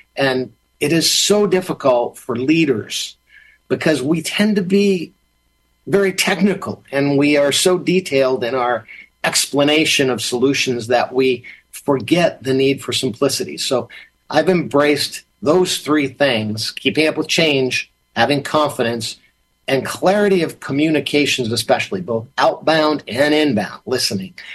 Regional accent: Massachusetts, United States; when I was growing up in Massachusetts.

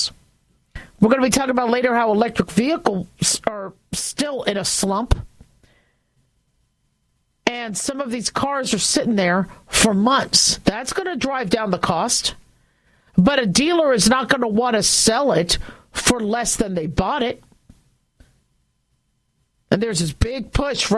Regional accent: California, United States; moved away; also born or lived in Las Vegas, Nevada; I was born in California. I'm from California.

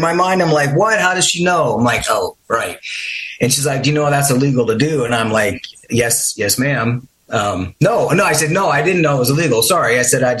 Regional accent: Midwest, United States; I grew up in the Midwest

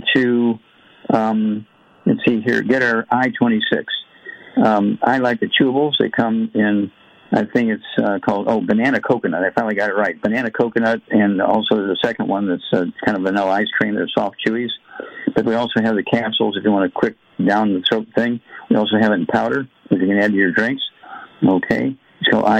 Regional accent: Missouri, United States; my home state, Missouri, Big Mo

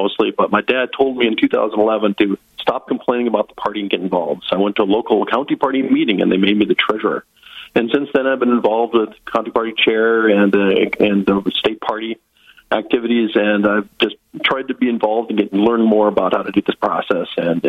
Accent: Northwest Iowa, United States; moved away as an adult; also born or lived in South Dakota; now in North Dakota, United States; I'm from Northwest Iowa originally. I was born and raised Northwest Iowa Dutch, very conservative.

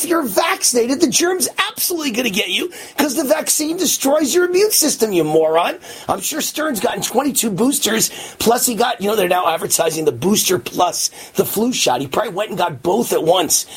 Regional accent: New York, United States; now in Las Vegas, United States; as a kid growing up in New York

